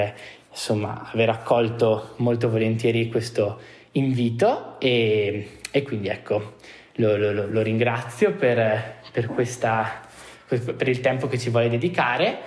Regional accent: Trentino-Alto Adige, Italy; vengo dal Trentino

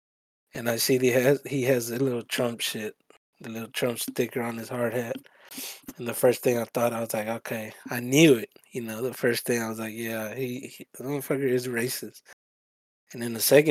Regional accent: El Salvador; now in United States; I came from Salvador

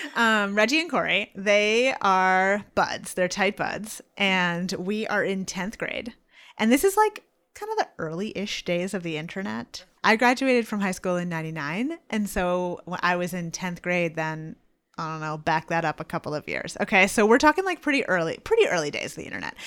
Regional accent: Franconia, New Hampshire, United States; I lived in, I grew up in Franconia, and my high school was in Bethlehem.

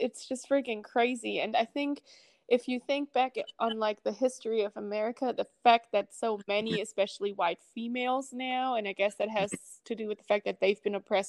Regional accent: Germany; moved away as an adult; also born or lived in California; now in United States

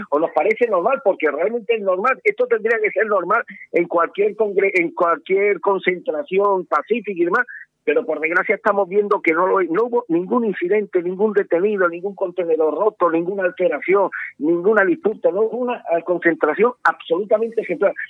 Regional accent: Andalusia, Spain; como andaluz

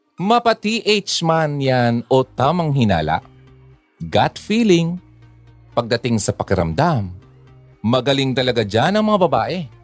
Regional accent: Bicol Region, Philippines; Tagalog is a second language; Hindi ako Tagalog eh. I'm from the Bicolandia.

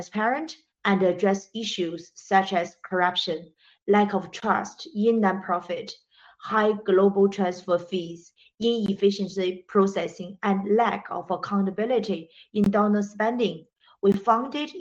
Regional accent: China; moved away; also born or lived in Britain / Africa; I grew up in China, educated in Britain, and worked in more than 10 years in Africa.

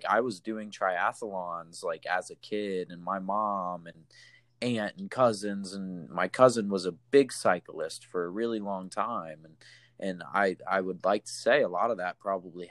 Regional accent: United States; as an American

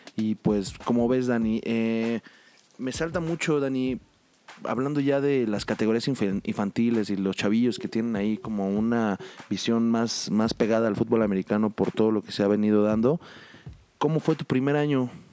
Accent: Mexico; nosotros como mexicanos

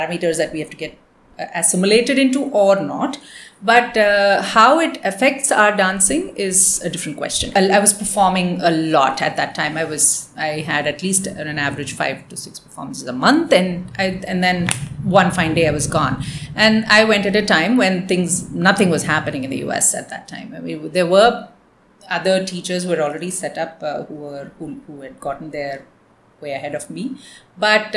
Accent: Chennai, Tamil Nadu, India; moved away as an adult; also born or lived in United States; when we grew up in Chennai

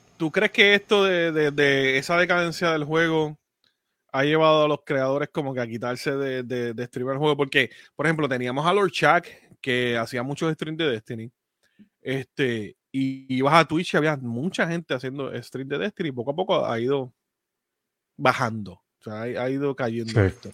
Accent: Puerto Rico; moved away; Nosotros somos de Puerto Rico y aunque yo no viva allá

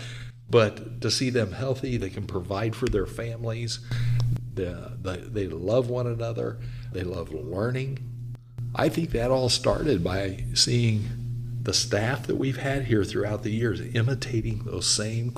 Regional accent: United States; moved away; I'm going to go back home. I'm from the Kansas, Oklahoma area

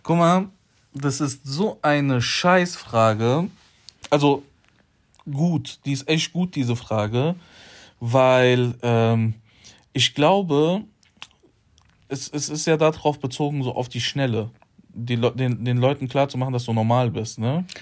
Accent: Poland; ich bin Pole

